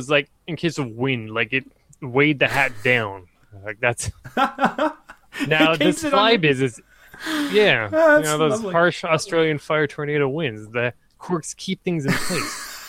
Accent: Canada; so it's like a Mountie hat. Oh, I'm Canadian.

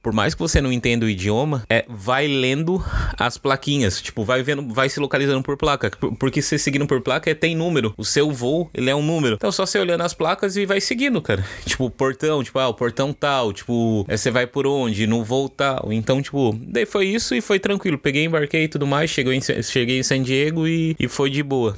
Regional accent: São Paulo, Brazil; moved away as an adult; now in Limerick, Ireland; Sou de São Paulo. É, hoje eu moro aqui em Limerick

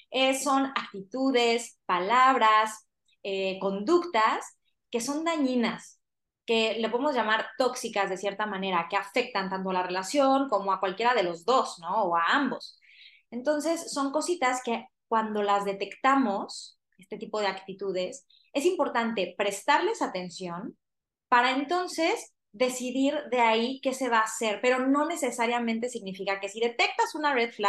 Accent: Cancún, Quintana Roo, Mexico; yo crecí en Cancún.

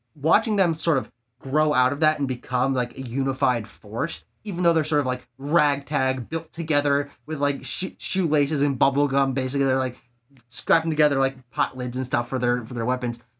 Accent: United States

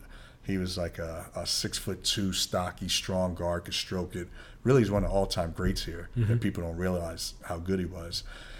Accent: New York City, New York, United States; I grew up in the Bronx, South Bronx, by Yankee Stadium.

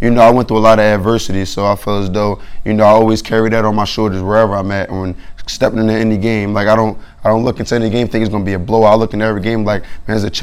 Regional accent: Philadelphia, Pennsylvania, United States; also born or lived in Buffalo; I'm from Philadelphia, Pennsylvania

